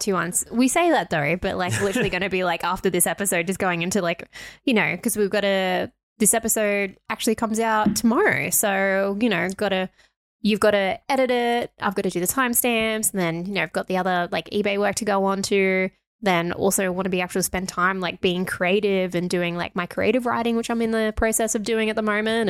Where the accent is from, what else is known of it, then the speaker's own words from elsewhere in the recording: Australia; we are Australian